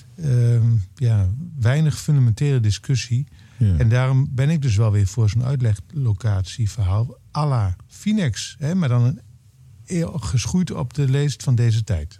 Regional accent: eastern Netherlands, Netherlands; moved away; in het oosten van Nederland, waar ik vandaan kom

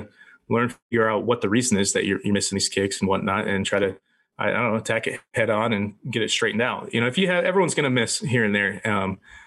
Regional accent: Florida, United States; moved away; I grew up in Florida

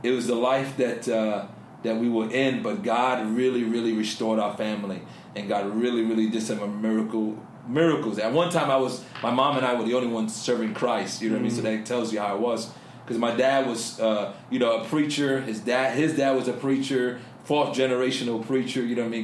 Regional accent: New York City, New York, United States; I grew up in the South Bronx, growing up in a tough environment

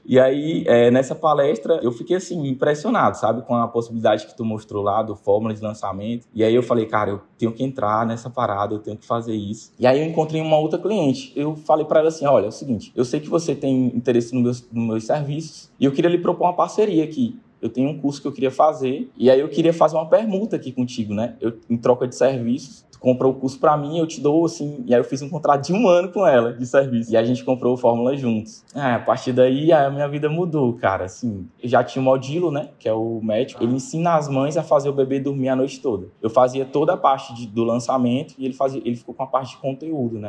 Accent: Teresina, Piauí, Brazil; Eu sou de Teresina, no Piauí

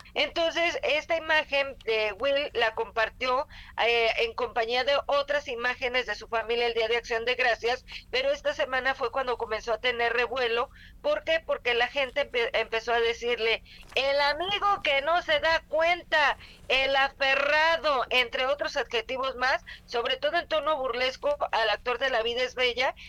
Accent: Mexico; como mexicanos

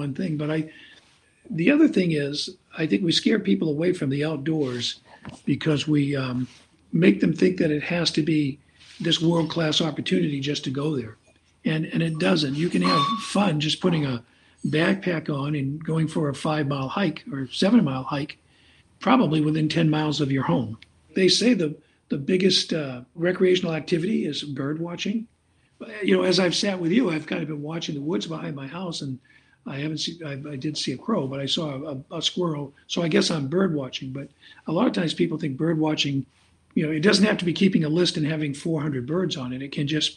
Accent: Bangor, Maine, United States; I grew up in Bangor

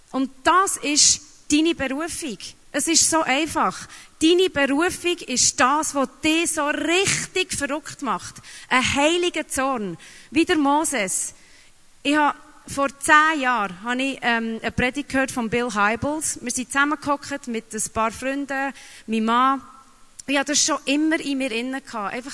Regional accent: Papua New Guinea; also born or lived in Geneva; now in Switzerland; weil ich bin äh, mehrsprachig aufgewachsen in Neuguinea und habe drei Sprachen geredet, bin dahergekommen, habe in Genf die Ausbildung gemacht, habe Französisch geredet

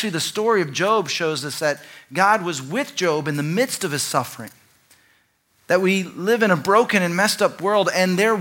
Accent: Dallas, Texas, United States; growing up in Dallas, a very religious context

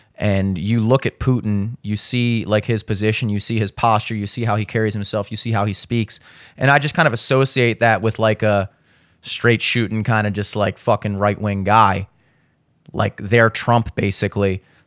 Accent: United States; as an American

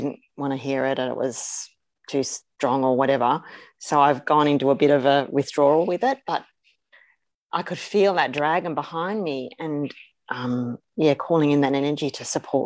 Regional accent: Carlingford, New South Wales, Australia; I was born in Carlingford. That was my first place of residence.

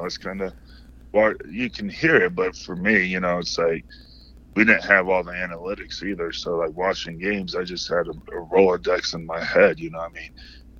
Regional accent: Midwest, United States; I mean, growing up in the Midwest, Chicago was like the mega city.

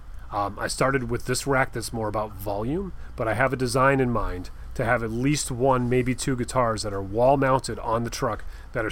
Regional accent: Wallingford, Connecticut, United States; it's in Wallingford, my hometown in Connecticut

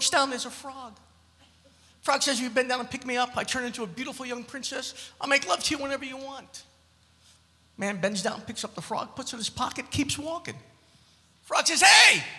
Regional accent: New York City, New York, United States; I'm from Brooklyn

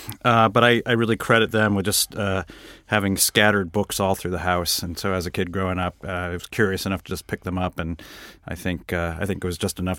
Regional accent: Windsor, Connecticut, United States; I grew up in outside of Hartford, Connecticut, a town called Windsor, Connecticut, which is one of these classic New England towns.

